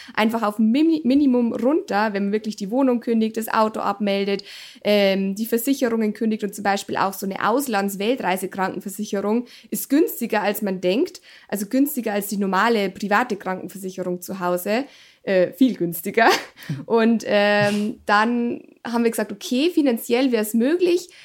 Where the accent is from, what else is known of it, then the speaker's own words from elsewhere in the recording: Germany; bei uns in Deutschland